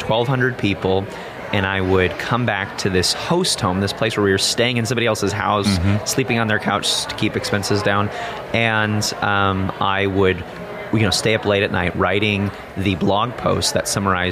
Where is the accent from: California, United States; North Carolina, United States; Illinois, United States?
Illinois, United States; outside of Chicago; I grew up in Illinois, outside of Chicago, went to college in Illinois